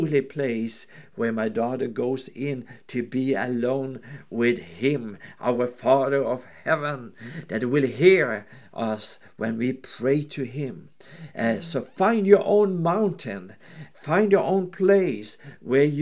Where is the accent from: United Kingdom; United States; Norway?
Norway; I'm from Norway